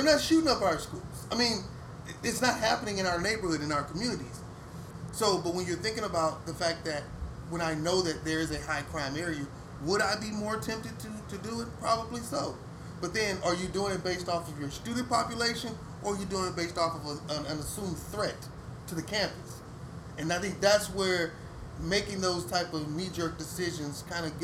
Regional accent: Houston, Texas, United States; I grew up in Cashmere Gardens. My neighborhood was pretty rough.

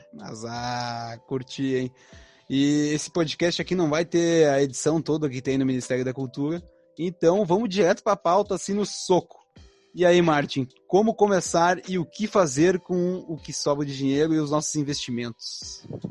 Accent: Novo Hamburgo, Rio Grande do Sul, Brazil; eu tenho vinte e sete, eu sou de Novo Hamburgo, então a gente é aqui do Sul

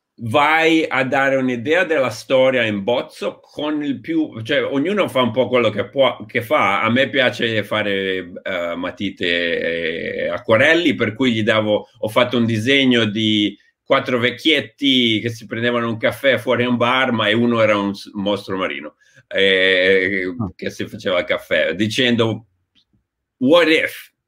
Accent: Genoa, Liguria, Italy; moved away as an adult; sono partito da Genova a 23-24 anni

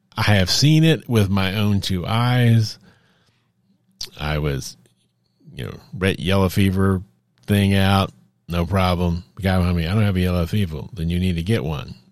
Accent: United States; the standard vaccines we were given as children growing up in America

